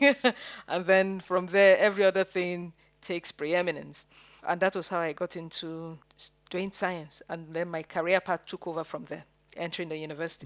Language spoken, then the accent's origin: English; Nigeria; moved away as an adult; now in Manchester, United Kingdom; I'm a Nigerian. and I went to school, secondary school in Nigeria